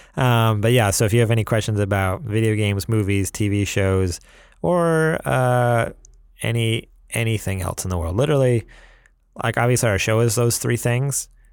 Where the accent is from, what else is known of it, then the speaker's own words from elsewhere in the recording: New York, United States; moved away; I Talk Funny, 'cause I'm from New York